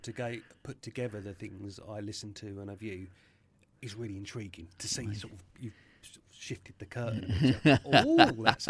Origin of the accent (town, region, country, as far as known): Tunbridge Wells, South East England, United Kingdom; born or raised there; also born or lived in Catford, London